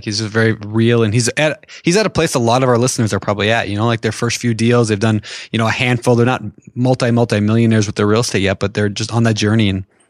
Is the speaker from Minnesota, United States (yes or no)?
yes; Minnesota, United States; Like, because I'm from Minnesota, and so everything's yeah.